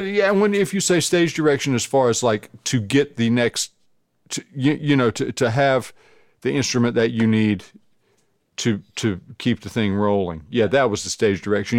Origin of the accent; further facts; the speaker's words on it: Burgaw, North Carolina, United States; I'm from a little town called Burgaw